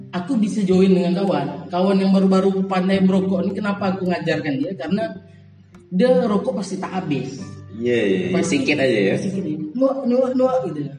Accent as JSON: {"language": "Indonesian", "town": "Teluk Pinang", "region": "Riau", "country": "Indonesia", "tie": "born or raised there", "also_born_or_lived": "Guntung", "said": "saya SD di Teluk Pinang. Lahir di Teluk Pinang. SD itu dari kelas 1 sampai kelas 3 di Teluk Pinang. Hmm. Terus kelas 3 sampai kelas 6 pindah ke Guntung."}